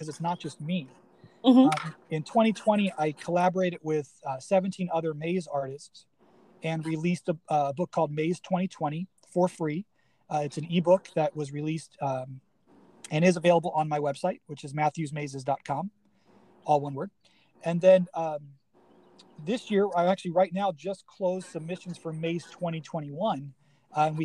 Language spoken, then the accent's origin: English; Cincinnati, Ohio, United States; now in Chicago, United States; I grew up in Cincinnati, so it was kind of like in a trip, you know, attributing back to where I came from. I live in Chicago now